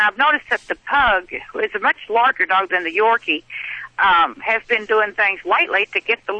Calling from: Nevada, United States; Well, I live in Tennessee, but I'm calling you from Nevada.

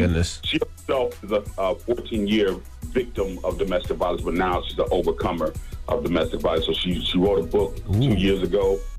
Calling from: Wisconsin, United States

